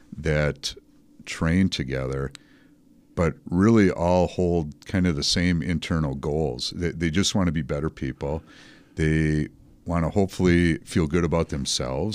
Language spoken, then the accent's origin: English; Dousman, Wisconsin, United States; also born or lived in Waukesha; we were born and raised in Dowsman